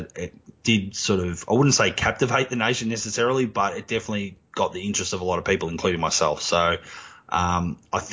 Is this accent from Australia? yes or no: yes; Australia; I'm Australian and I'm from the country where it happened.